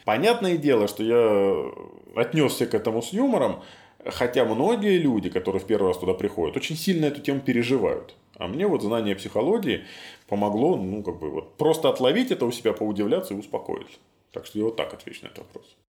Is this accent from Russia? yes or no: no; Minsk, Belarus; Я вырос на Ангарской, в северном поселке